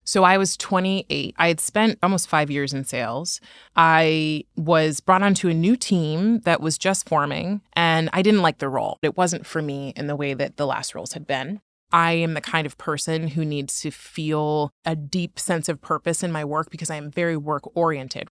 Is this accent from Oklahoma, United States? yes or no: no; Oakland, California, United States; I grew up in Oakland, and Oakland is incredibly diverse